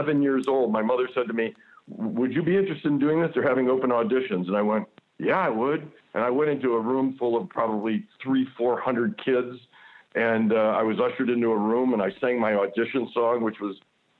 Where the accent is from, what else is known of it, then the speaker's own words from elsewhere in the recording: Buffalo, New York, United States; moved away as an adult; now in Toronto, Canada; I grew up in Buffalo, New York, which is really, really a working-class town. It's a blue-collar town.